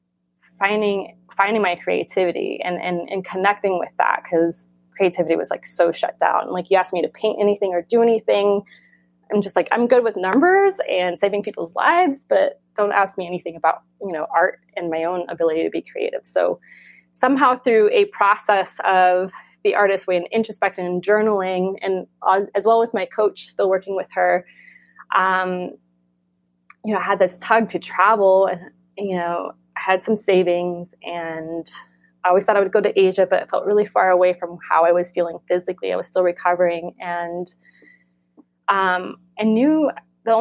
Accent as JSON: {"language": "English", "region": "Florida", "country": "United States", "tie": "born or raised there", "also_born_or_lived": "New York", "moved": "as an adult", "lives_now": "California, United States", "said": "where I grew up in Florida"}